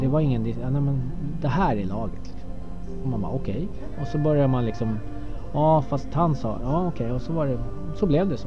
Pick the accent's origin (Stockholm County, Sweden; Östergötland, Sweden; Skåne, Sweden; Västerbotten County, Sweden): Stockholm County, Sweden; Stockholm; jag är ju uppväxt på Södermalm